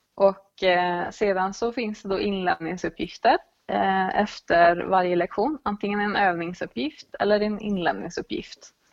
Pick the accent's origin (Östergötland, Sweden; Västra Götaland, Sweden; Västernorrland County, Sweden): Västra Götaland, Sweden; Dalsland; moved away as an adult; also born or lived in Gothenburg; jag är född och uppvuxen i Dalsland